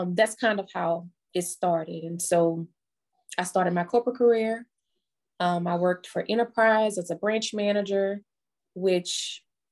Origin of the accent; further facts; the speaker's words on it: New Orleans, Louisiana, United States; moved away as an adult; now in Baton Rouge, United States; I am originally from New Orleans, Louisiana, but I have been in Baton Rouge since Katrina.